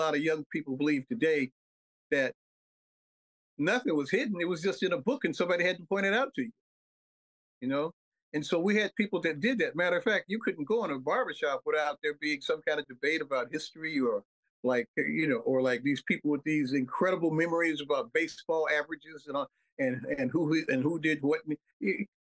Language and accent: English; Chicago, Illinois, United States; also born or lived in Mississippi Delta, Mississippi; I was born in the Delta, in the Mississippi Delta, 1953. Came up to Chicago in 1958. Lived on the West Side